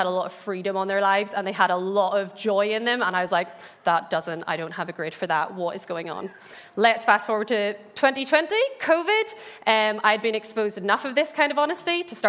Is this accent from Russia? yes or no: no; Ballymena, Northern Ireland, United Kingdom; I grew up in the Bible Belt that is Ballymena